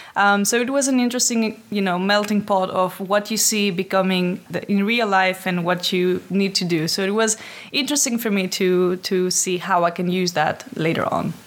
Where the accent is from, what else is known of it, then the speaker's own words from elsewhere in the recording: Athens, Attica, Greece; moved away as an adult; now in Amsterdam, Netherlands; ever since I've been living in Amsterdam, but originally come from Greece. Uh, I'm from Athens.